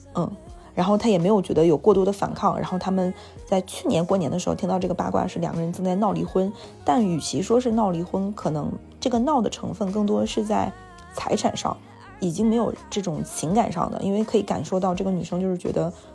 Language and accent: Chinese; Jilin, China; now in Shanghai, China; 就我在上海和我在吉林